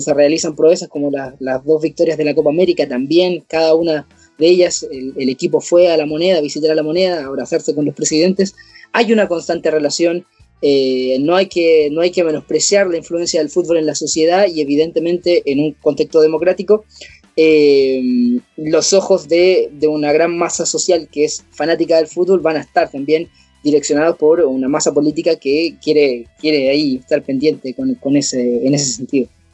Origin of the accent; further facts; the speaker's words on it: Coyhaique, Aysén, Chile; les hablo aquí desde, la Patagonia, así que es, un agrado saber que, desde mi pueblito aquí en Coyhaique